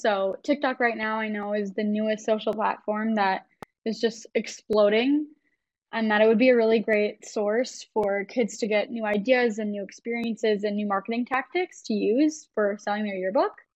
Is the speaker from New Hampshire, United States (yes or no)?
no; Wisconsin, United States; moved away as an adult; now in Minnesota, United States; I am actually from Wisconsin, but I decided to cross the border a few years ago